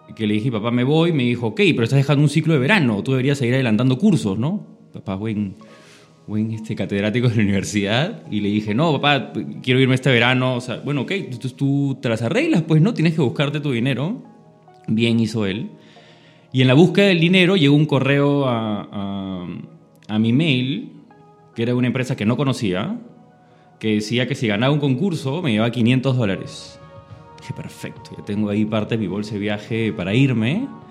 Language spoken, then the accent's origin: Spanish; Lima, Peru; el colegio lo estudié en San Borja, me crié en San Borja